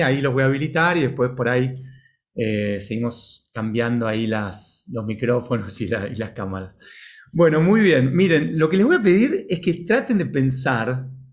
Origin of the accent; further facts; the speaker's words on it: Buenos Aires, Argentina; sea eh, Buenos Aires en el caso mío